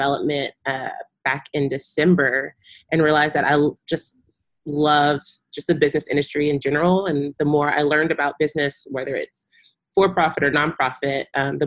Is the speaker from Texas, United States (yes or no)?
yes; Texas, United States; also born or lived in Kenya; I'm a Texas girl born and raised